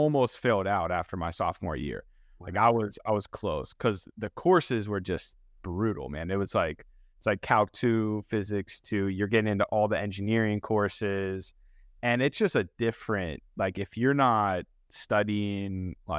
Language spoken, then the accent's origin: English; Pittsburgh, Pennsylvania, United States; But I grew up in Pittsburgh, born and raised there.